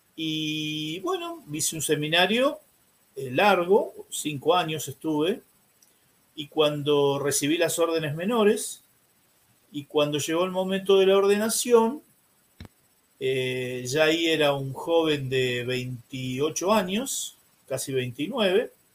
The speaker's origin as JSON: {"language": "Spanish", "town": "San Isidro", "region": "Buenos Aires Province", "country": "Argentina", "tie": "born or raised there", "said": "soy nacido y criado en San Isidro, que es una ciudad que está al norte de Buenos Aires"}